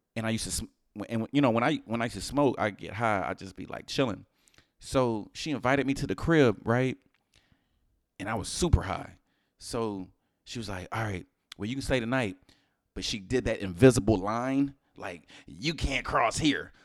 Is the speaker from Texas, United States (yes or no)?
yes; Houston, Texas, United States; I'm from Houston